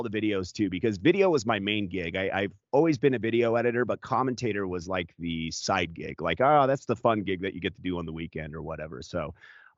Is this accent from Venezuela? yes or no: no; Anaheim, California, United States; moved away; I was born in Anaheim, California